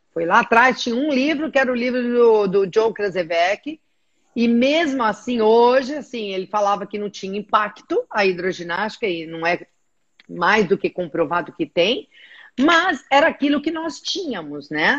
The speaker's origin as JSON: {"language": "Portuguese", "country": "Brazil", "said": "eu sou do Brasil, estou aqui"}